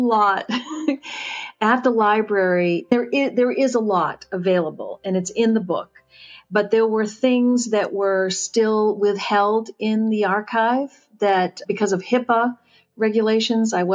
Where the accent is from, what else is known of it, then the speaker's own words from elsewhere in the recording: New England, United States; growing up in New England